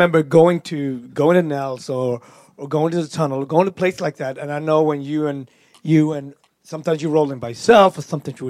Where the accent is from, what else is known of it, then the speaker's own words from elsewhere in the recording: Gothenburg, Västra Götaland, Sweden; I'm from Gothenburg in Sweden. I was in the same club as Stretch.